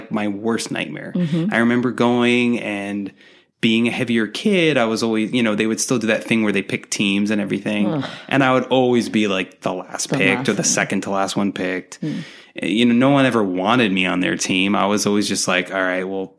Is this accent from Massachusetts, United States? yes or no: yes; Dartmouth, Massachusetts, United States; accent: Boston; moved away; I'm from Dartmouth, Mass, originally.